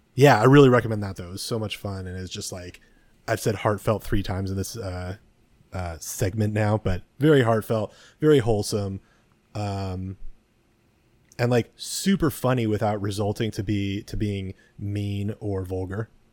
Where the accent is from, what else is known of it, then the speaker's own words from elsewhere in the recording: San Mateo, California, United States; I grew up in, uh, San Mateo near the airport